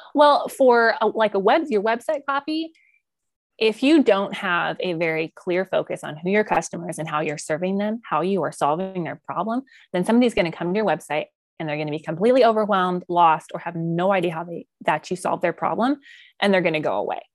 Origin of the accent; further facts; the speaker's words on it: outside Colorado Springs, United States; now in Oklahoma Panhandle, United States; where I grew up in Colorado is, like, outside of Colorado Springs